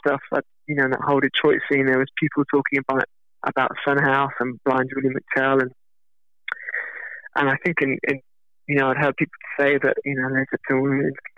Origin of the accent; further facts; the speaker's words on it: United Kingdom; being British